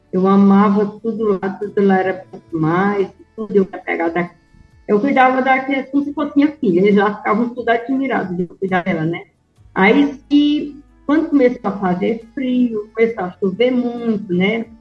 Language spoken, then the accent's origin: Portuguese; Independência, Ceará, Brazil; also born or lived in Novo Oriente, Ceará; eu nasci, João Lucas, numa fazenda do meu avô aqui, perto de Independência